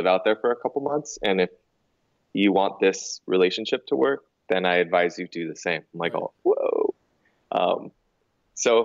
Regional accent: California, United States; also born or lived in New York; move back home because we're both from California.

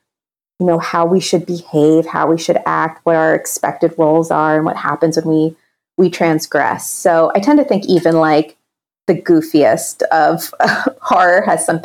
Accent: Pennsylvania, United States; my home state or actually Commonwealth

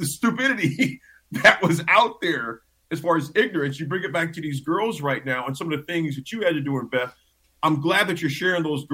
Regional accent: Pittsburgh, Pennsylvania, United States; moved away; I was born and raised in Pittsburgh

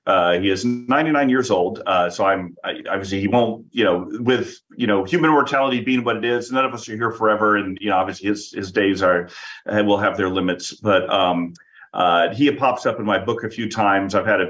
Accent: Tucson, Arizona, United States; I grew up in Tucson, Arizona, so shout out to Tucson there.

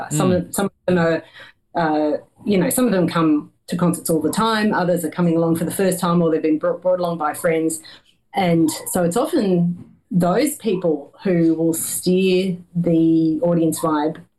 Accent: Australia; as an Australian

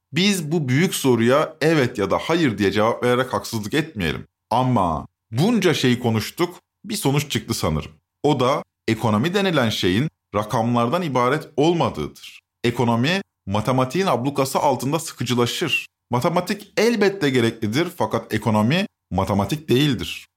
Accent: İzmir, Turkey; Ben İzmir'de büyüdüm

